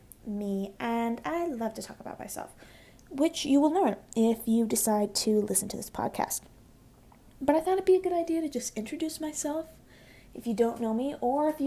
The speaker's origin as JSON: {"language": "English", "town": "Boise", "region": "Idaho", "country": "United States", "said": "I am from Boise, Idaho, super exciting, super exotic, yeah, we have all four seasons"}